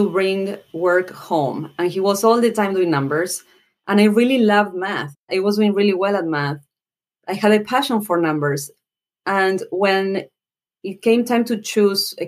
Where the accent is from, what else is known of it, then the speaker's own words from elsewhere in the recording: General Belgrano, Buenos Aires Province, Argentina; moved away as an adult; now in United States; I'm from Argentina, but I've been here in the U.S. for 20 years. I came here to do my MBA